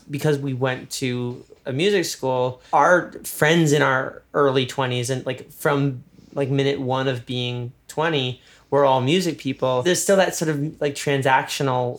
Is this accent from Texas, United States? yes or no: no; New York, United States; moved away as an adult; we're both from New York